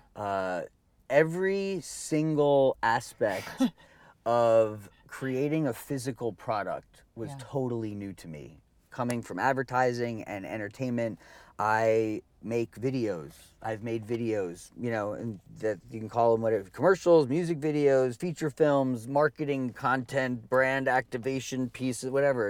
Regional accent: New Jersey, United States; i grew up in you know in jersey in like the 80s and the early 90s

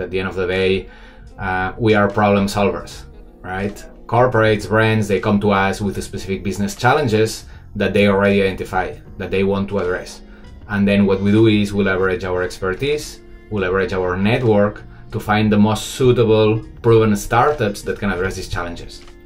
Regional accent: Barcelona, Catalonia, Spain; moved away as an adult; now in Shanghai, China; I'm obviously not Chinese, I'm from Barcelona, but I've been living 12 years uh, in Shanghai

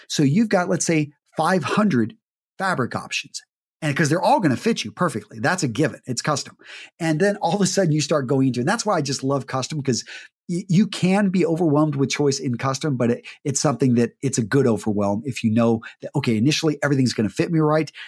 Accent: Midland, Texas, United States; I grew up in Midland, Texas

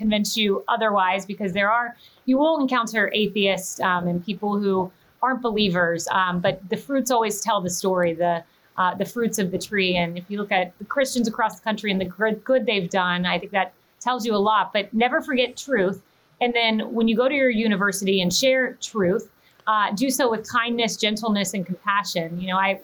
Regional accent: Plant City, Florida, United States; moved away as an adult; I grew up in Plant City

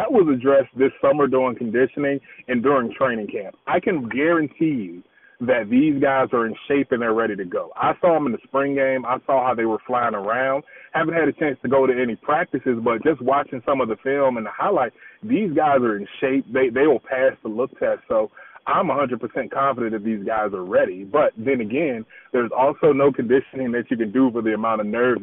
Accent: Virginia, United States; growing up in Virginia

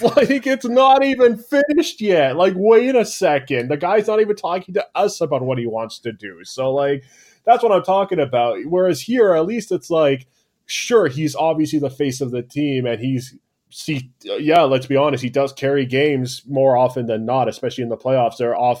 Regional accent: Canada; because I'm a Canadian and damn it, I'm too soft

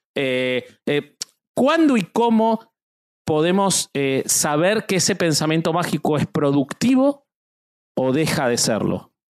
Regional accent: Argentina; yo soy argentino

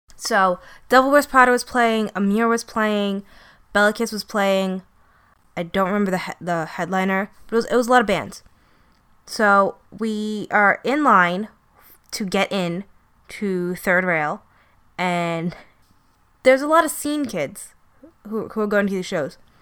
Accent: New York City, New York, United States; I'm from Brooklyn

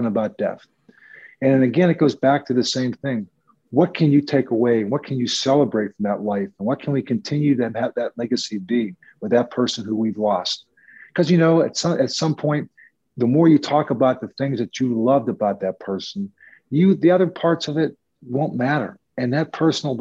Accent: Pittsburgh, Pennsylvania, United States; moved away as an adult; now in New York, United States; from growing up in Pittsburgh to being a full-time New Yorker

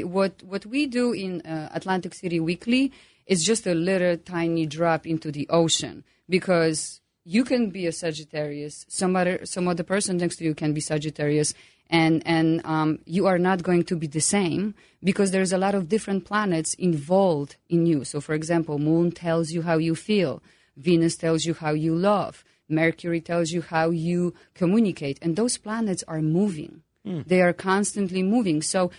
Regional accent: Poland; English is a second language; As you can hear my accent.

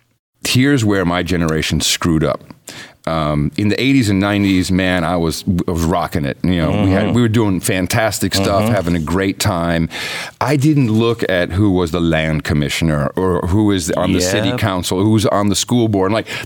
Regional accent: Netherlands; I grew up in the Netherlands. You know, I moved there when I was right after the radio, my transistor radio, mm-hmm. 7 years old. And it was a socialist country.

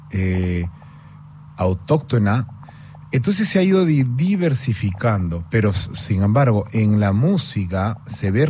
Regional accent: Peru; Pero al crecer en el Perú, eh, solidifiqué estas ganas de peñiscar eh, un poco de, lo ancestral, de la música, del cajón, de lo negro, de lo andino

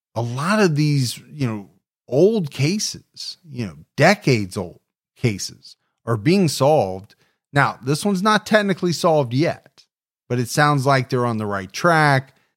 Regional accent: Ohio, United States; my home state of Ohio

